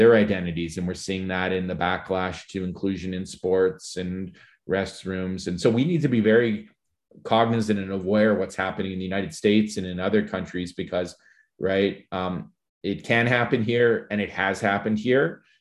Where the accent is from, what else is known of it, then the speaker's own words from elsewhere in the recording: St. Albert, Alberta, Canada; growing up in Saint Albert in Paul Kane High School in the nineteen eighties